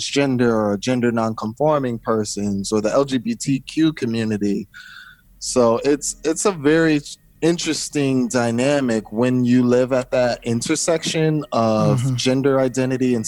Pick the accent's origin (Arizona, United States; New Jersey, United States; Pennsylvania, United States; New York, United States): New Jersey, United States; I was born in New Jersey